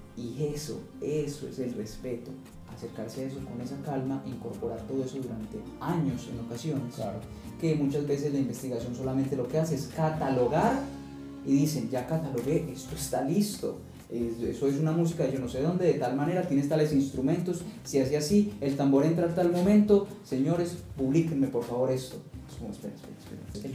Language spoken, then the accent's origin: Spanish; Colombia; eres colombiano y solo puedes pensar como colombiano